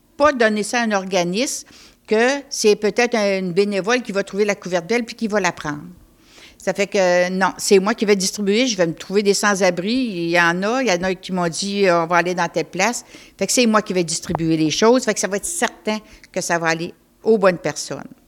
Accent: Côte-Nord, Quebec, Canada; je viens de la Côte-Nord.

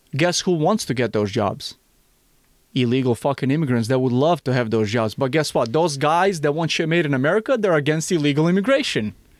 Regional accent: Missouri, United States; Missouri, my home state

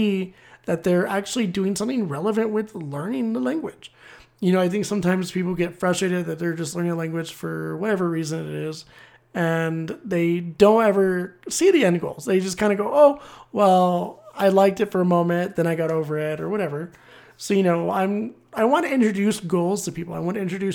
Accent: United States; being an American

